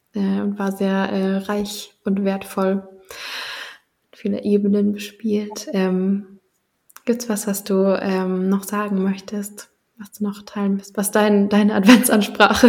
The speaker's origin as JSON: {"language": "German", "country": "Germany", "said": "bei meiner ganz eigenen Identität irgendwie und Geschichte so als Deutsche"}